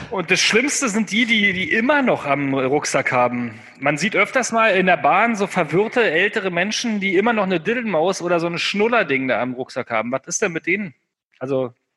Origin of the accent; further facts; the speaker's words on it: the North, Northern Germany, Germany; bei uns im Norden.